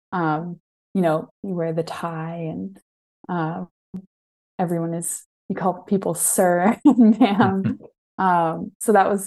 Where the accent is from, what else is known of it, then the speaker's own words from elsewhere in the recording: Ohio, United States; born there; also born or lived in Maryland / England; So I moved around a lot um, between Maryland. I was born in Ohio, actually.